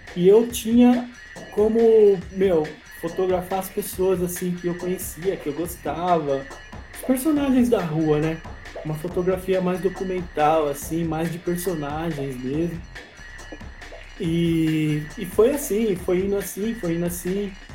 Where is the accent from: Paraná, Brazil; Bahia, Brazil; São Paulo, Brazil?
São Paulo, Brazil; chegaram primeiramente no Capão Redondo, que foi onde eu nasci